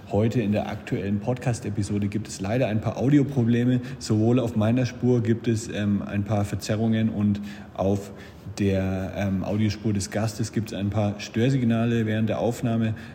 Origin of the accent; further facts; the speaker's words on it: Germany; now in Erfurt, Germany; Ja, ich komme direkt aus Bad.